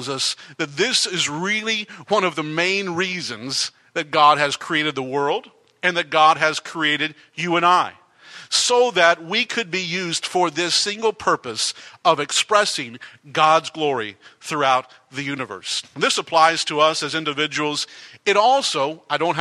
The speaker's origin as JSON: {"language": "English", "region": "Texas", "country": "United States", "tie": "born or raised there", "moved": "yes", "said": "growing up in Texas for the first many years of my life"}